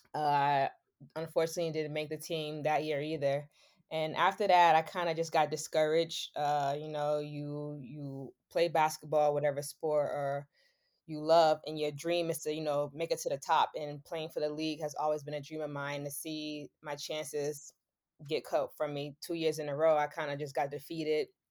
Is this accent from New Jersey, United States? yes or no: no; Boston, Massachusetts, United States; being from Boston and I grew up in Mission Hill Projects